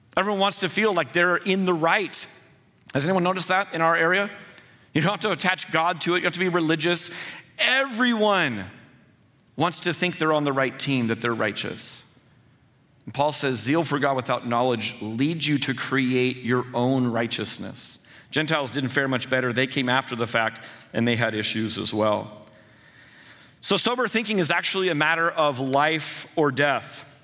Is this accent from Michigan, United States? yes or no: no; San Jose, California, United States; I was born and raised in San Jose, I know this area well